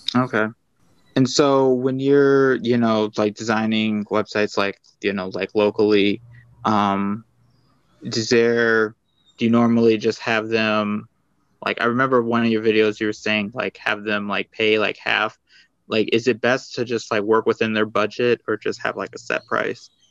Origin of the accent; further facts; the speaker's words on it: Kalamazoo, Michigan, United States; I'm from Kalamazoo, Michigan